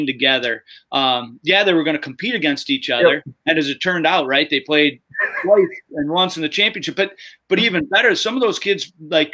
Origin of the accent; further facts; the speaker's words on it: Madison, Wisconsin, United States; I grew up in Madison on the west side, and I played for I played youth hockey for Westmoreland